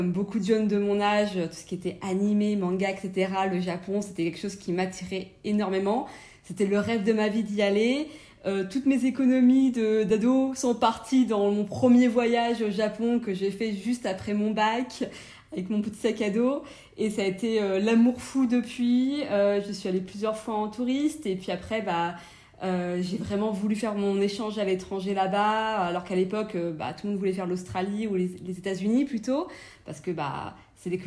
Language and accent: French; France; moved away as an adult; also born or lived in London, United Kingdom; now in Japan; je suis française